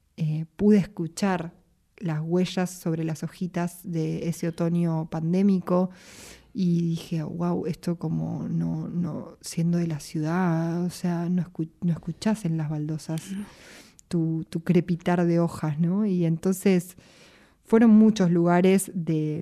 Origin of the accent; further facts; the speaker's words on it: Buenos Aires, Argentina; yo soy de acá de Capital